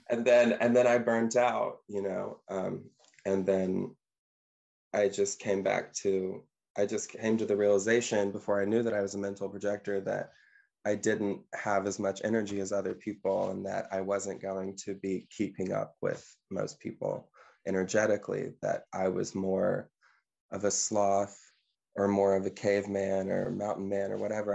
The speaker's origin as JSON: {"language": "English", "region": "Mississippi", "country": "United States", "moved": "yes", "lives_now": "Ottawa, Canada", "said": "I'm a singer and I am from Mississippi"}